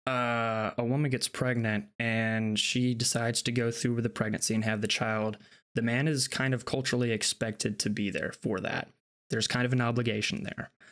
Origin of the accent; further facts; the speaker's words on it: United States; I'm an American